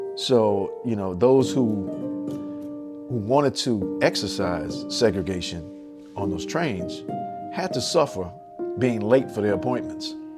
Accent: New Orleans, Louisiana, United States; as a kid uh, growing up in New Orleans

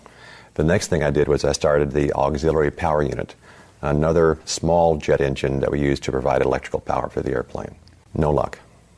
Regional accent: Texas, United States; It sounded like the worst thunderstorm I'd ever heard growing up in Texas.

